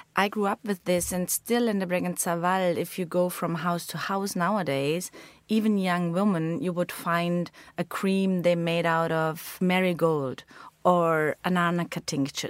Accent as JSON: {"language": "English", "town": "Bezau", "region": "Vorarlberg", "country": "Austria", "tie": "born or raised there", "said": "I grew up in Bessau with a lot of friends, my family."}